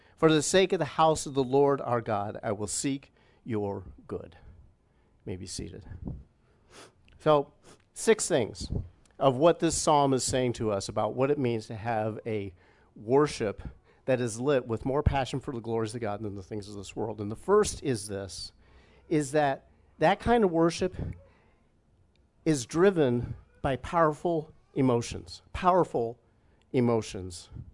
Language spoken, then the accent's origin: English; Indianapolis, Indiana, United States; moved away as an adult; also born or lived in Plainfield, Illinois; not far, literally, from the area of, of town that we grew up in, about thirty minutes away from, from family